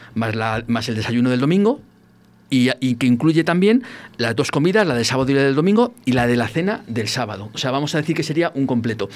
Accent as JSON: {"language": "Spanish", "town": "El Barco de Ávila", "region": "Castile and León", "country": "Spain", "said": "en mi pueblo"}